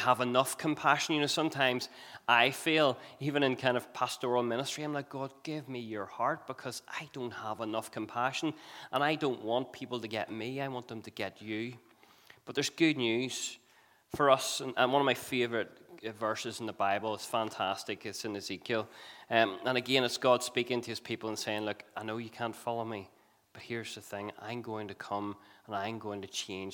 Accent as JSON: {"language": "English", "town": "Belfast", "region": "Northern Ireland", "country": "United Kingdom", "moved": "yes", "said": "we are from Belfast"}